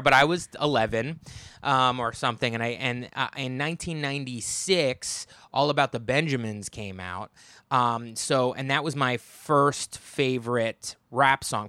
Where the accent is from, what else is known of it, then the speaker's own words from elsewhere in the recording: United States; I'm from the New York metropolitan area